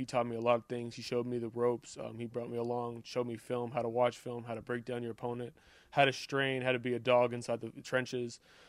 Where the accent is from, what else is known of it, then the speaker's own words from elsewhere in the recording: Montreal, Quebec, Canada; now in United States; It was great. My dad was my coach up until I was probably like 13. I thought of it as normal football until I came to the States